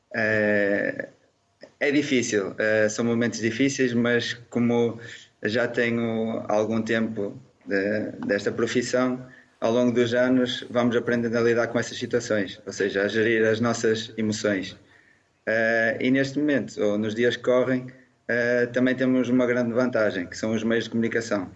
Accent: Barcelos, Braga, Portugal; Eu sou natural de Barcelos

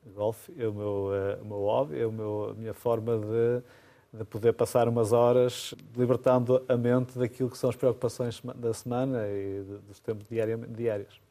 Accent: Amarante, Norte, Portugal; É a minha terra, a terra onde eu nasci

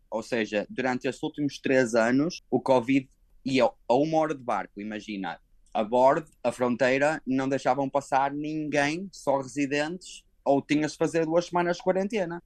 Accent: Portugal; moved away as an adult; now in Hong Kong; eu que sou europeu, como tu, não é? Português

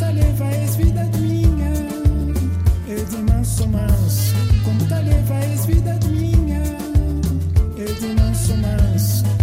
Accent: Cape Verde; accent: Brazilian; moved away as an adult; also born or lived in Brazil; Bom, porque na verdade vivi durante muitos anos no Brasil, durante 15 anos, mas não só os 15 anos, mas 15 anos na altura da formação do homem. Né? Eu saí de Cabo Verde com 19 anos

